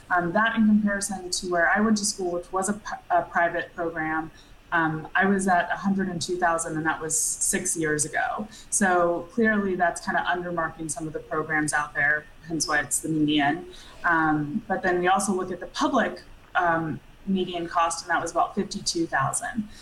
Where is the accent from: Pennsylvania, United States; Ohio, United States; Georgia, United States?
Georgia, United States; Atlanta; moved away as an adult; I grew up in Georgia from, you know, yeah. Uh, Atlanta